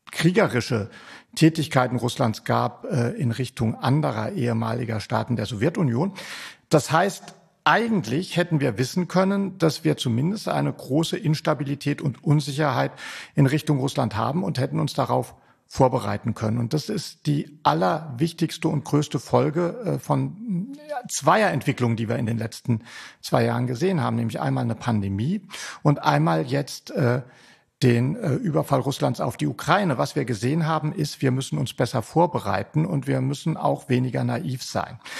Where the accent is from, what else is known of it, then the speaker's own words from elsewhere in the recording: Rhineland-Palatinate, Germany; born there; Geboren bin ich in der Pfalz, ehe es weiter südlich ging.